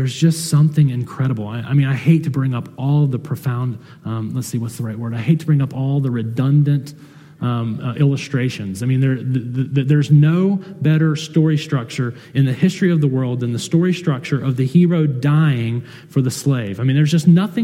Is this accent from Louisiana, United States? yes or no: no; South Carolina, United States; moved away; I'm from South Carolina